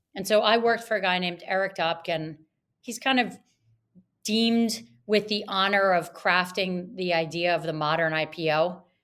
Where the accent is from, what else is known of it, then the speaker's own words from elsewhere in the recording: Atlantic City, New Jersey, United States; I grew up in Atlantic City, New Jersey